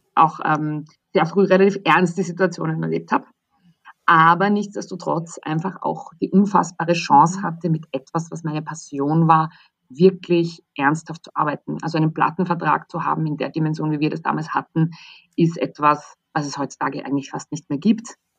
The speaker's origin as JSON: {"language": "German", "country": "Austria", "tie": "born or raised there", "also_born_or_lived": "London", "moved": "as an adult", "said": "so bin ich dann eigentlich in der Mitte Österreichs genau eine halbe Stunde von meinem Geburtsort weggelandet"}